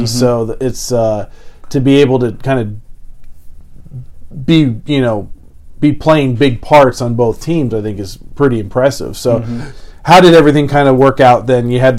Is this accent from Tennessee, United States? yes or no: no; California, United States; moved away; Growing up in California